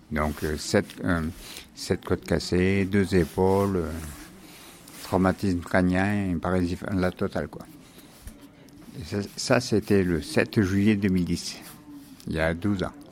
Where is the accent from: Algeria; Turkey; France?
France; Auvergne-Rhône-Alpes; now in Lozère, France; Euh, déjà, euh … je viens du Cantal. Et je suis arrivé en Lozère en 2016 suite à un accident de travail.